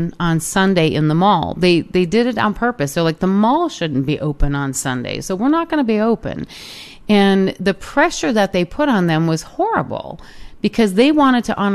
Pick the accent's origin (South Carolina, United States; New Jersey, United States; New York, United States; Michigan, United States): Michigan, United States; The household that I grew up in Michigan, my mom and my daddy were great examples of this